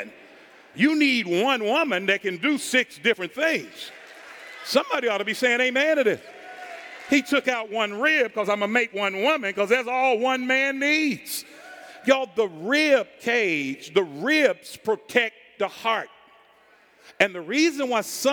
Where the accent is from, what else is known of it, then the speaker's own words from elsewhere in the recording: Indianapolis, Indiana, United States; I grew up in Arlington Woods in Indianapolis